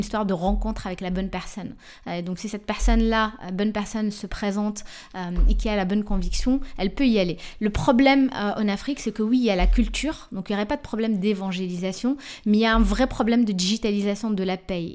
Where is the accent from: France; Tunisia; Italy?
Tunisia; je suis tunisien